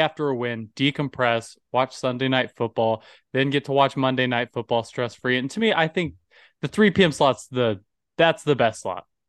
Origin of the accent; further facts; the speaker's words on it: Texas, United States; I'm a Texan